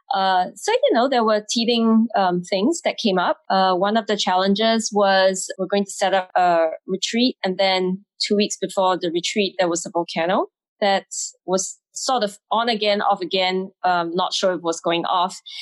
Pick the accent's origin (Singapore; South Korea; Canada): Singapore; moved away as an adult; also born or lived in England; I'm Singaporean, having grown up in Singapore